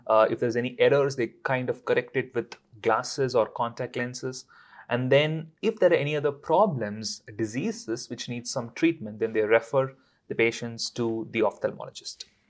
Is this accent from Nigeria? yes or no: no; India; now in London, United Kingdom; I'm from India